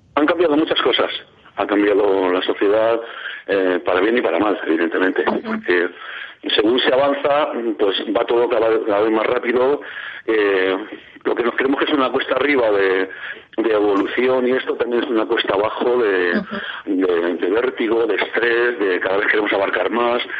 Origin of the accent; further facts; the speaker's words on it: Madrid, Community of Madrid, Spain; yo nací en el año 50 y a los barrios periféricos de Madrid, donde yo nací, que fue en el barrio de Ventas